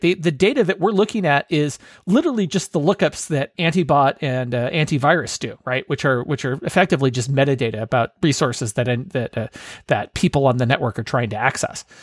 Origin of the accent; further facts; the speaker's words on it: Bay Area, California, United States; moved away; I'm originally from the Bay Area